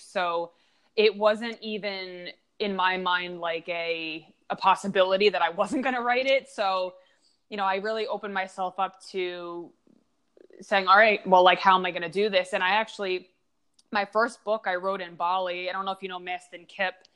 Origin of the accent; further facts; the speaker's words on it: Long Island, New York, United States; moved away; also born or lived in Pittsburgh; I grew up in Long Island